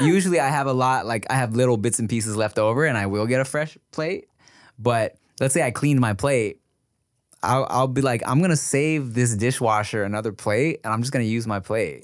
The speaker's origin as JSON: {"language": "English", "town": "Paramount", "region": "California", "country": "United States", "tie": "born or raised there", "said": "I grew up in Paramount"}